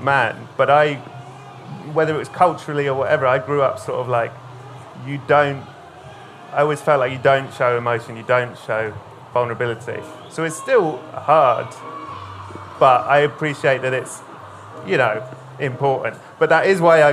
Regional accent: United Kingdom; being British

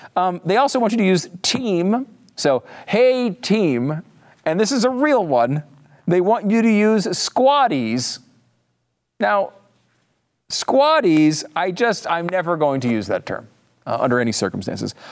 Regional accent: Connecticut, United States; now in Texas, United States; I live in Texas, and everybody says y'all, but I'm from Connecticut

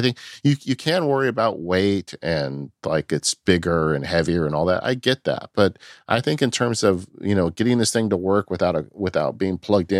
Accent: California, United States; I'm from California

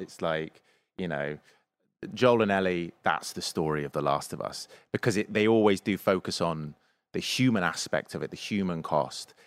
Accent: England, United Kingdom; I'm English.

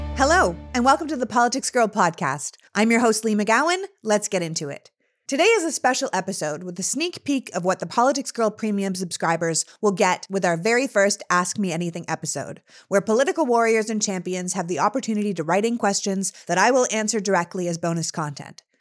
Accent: Canada; moved away; Growing up in Canada

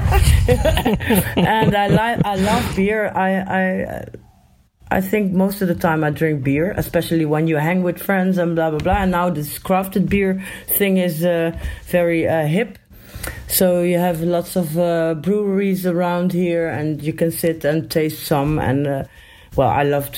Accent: Eindhoven, North Brabant, Netherlands; I live in Eindhoven. It's like a 20-minute drive from Tilburg

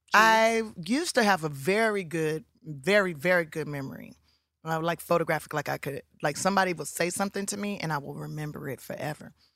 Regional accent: Los Angeles, California, United States; I'm from South Central Los Angeles

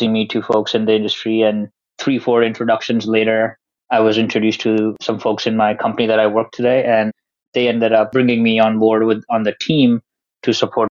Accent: India; moved away as an adult; now in United States; I'm an international student in the U.S. I came from India, and I studied aerospace engineering

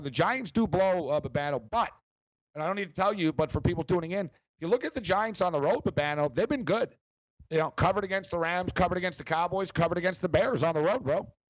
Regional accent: Montreal, Quebec, Canada; we're both from Montreal and uh, me and Captain Kirk went to the same high school.

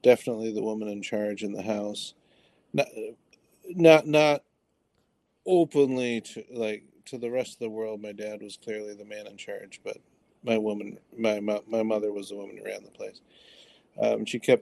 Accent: Detroit, Michigan, United States; I grew up in Detroit. So Southeast Michigan

